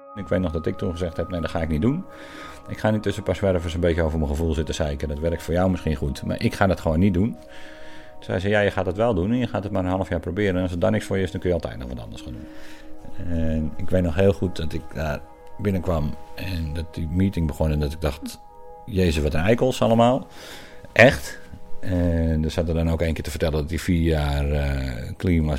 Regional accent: Kop van Noord-Holland, North Holland, Netherlands; moved away; Ik kom uit de kop van Holland oorspronkelijk

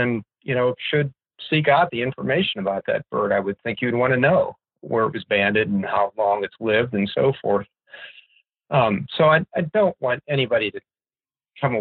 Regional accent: Pennsylvania, United States; I was growing up in Pennsylvania

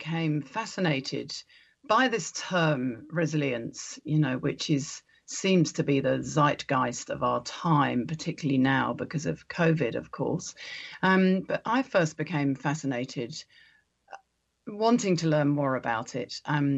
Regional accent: New Zealand; as we would say in New Zealand, in the native dialect of our land

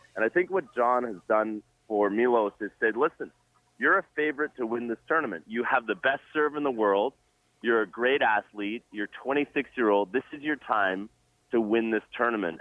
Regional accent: Jamaica; now in Toronto, Canada; I'm Jamaican born, and uh, I go back to Jamaica very often.

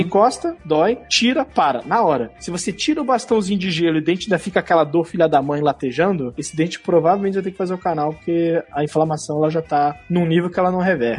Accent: Brasília, Federal District, Brazil; moved away; eu sou de Brasília, a terra do concurso público

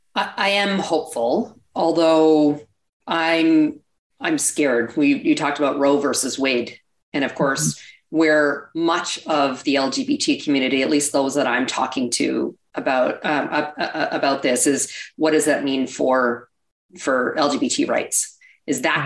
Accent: Canada; accent: Canadian; now in United States; Might hear a bit of an accent. I'm actually originally from Canada.

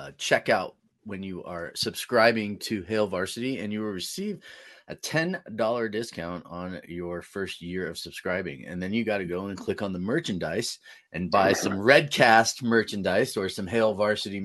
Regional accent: Bay Area, California, United States; now in Greeley, United States; when I was in high school growing up in the Bay Area

